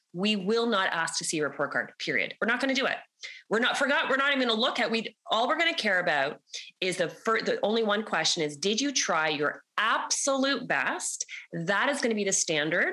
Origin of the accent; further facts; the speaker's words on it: Canada; accent: Canadian; I'm Canadian, everybody. So you're going to hear my Canadian accent.